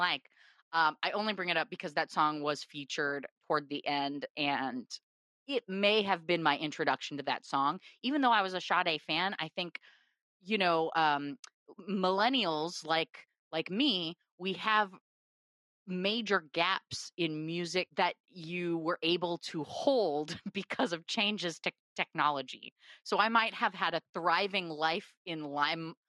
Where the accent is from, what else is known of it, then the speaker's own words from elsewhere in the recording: Portland, Oregon, United States; moved away as an adult; now in Los Angeles, United States; Portland, Oregon, my hometown